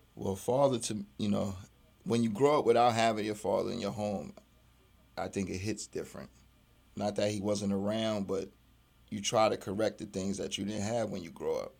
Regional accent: New York City, New York, United States; moved away as an adult; I'm a Brooklyn boy. I grew up in Brooklyn during some hard times

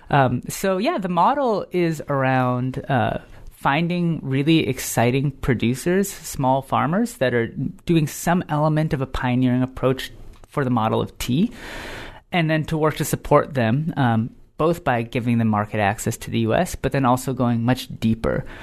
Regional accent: United States; me as a American-born, um, person

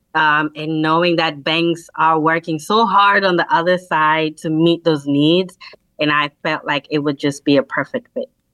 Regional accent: Kenya; moved away; I am a immigrant from Kenya, so I don't have family here.

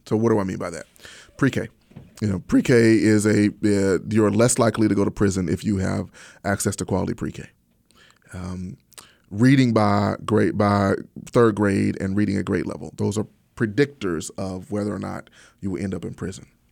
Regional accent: Pine Bluff, Arkansas, United States; I grew up in Pine Bluff, Arkansas

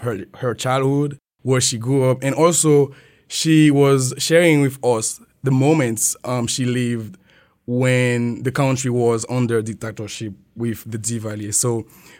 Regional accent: Petit-Goâve, Ouest, Haiti; accent: Haitian; moved away as an adult; now in Arkansas, United States; So my whole life is Haiti. So I grew up in a small town called Petit Guave.

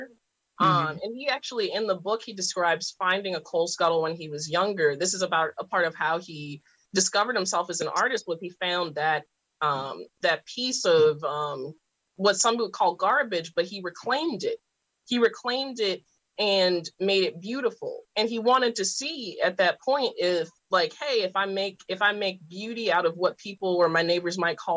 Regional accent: Baltimore, Maryland, United States; I came from West Baltimore

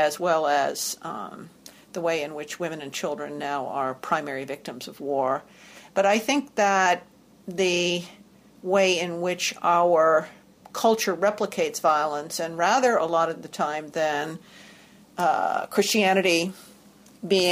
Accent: New York City, New York, United States; moved away as an adult; also born or lived in Massachusetts / Durham, North Carolina / Washington, D.C. / Boston; now in Chicago, United States; I grew up in the New York City area, went to college in Massachusetts

